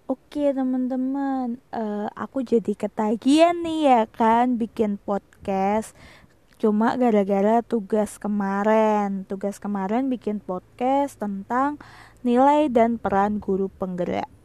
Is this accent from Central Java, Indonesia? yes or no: yes; Semarang, Central Java, Indonesia; Aku lahir di kota Semarang dan sekarang tinggal dan besar di kota Semarang.